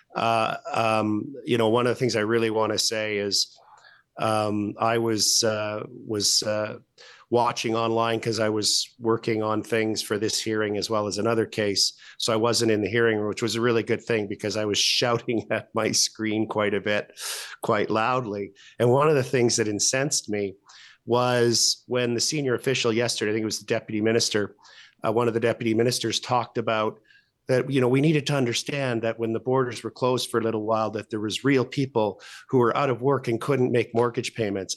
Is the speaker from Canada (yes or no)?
yes; Alberta, Canada; we're both from Alberta